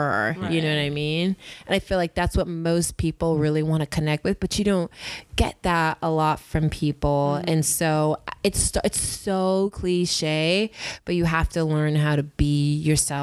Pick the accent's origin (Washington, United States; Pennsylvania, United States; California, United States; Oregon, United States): California, United States; Inland Empire; also born or lived in Whittier, California; now in Los Angeles, United States; I was born in Whittier, grew up in the Inland Empire, went to an all-girls Catholic high school, St. Lucie's, loved it. Then went to UC Riverside.